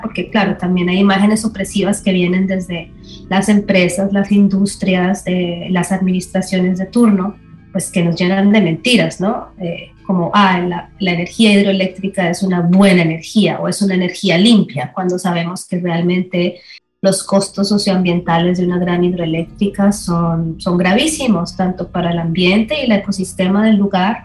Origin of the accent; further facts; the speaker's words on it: Colombia; now in Los Angeles, United States; soy artista colombiana, residente en Los Ángeles